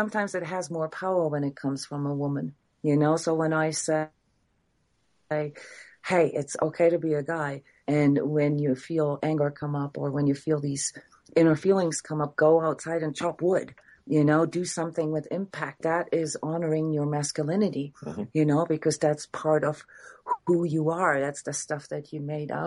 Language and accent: English; Iceland; I'm from Iceland